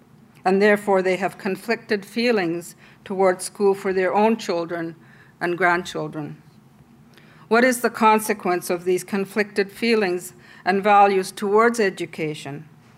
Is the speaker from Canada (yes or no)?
yes; Inuit Nunangat, Canada